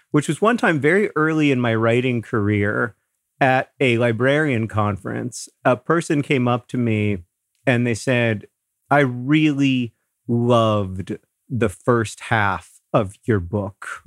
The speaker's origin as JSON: {"language": "English", "region": "Florida", "country": "United States", "tie": "born or raised there", "moved": "yes", "said": "Hank and I grew up in Florida"}